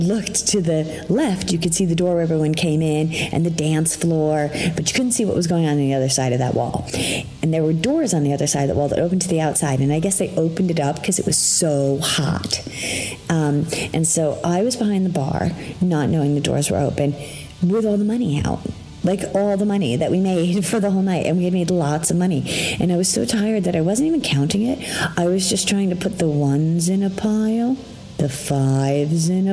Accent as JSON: {"language": "English", "region": "New York", "country": "United States", "said": "I'm from New York"}